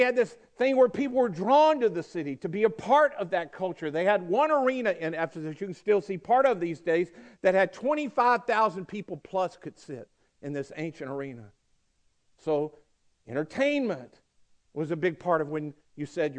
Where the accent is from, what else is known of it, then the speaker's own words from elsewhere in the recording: Mississippi, United States; also born or lived in Georgia, United States; now in Coweta County, Georgia, United States; they say, where were you born? And I go, Mississippi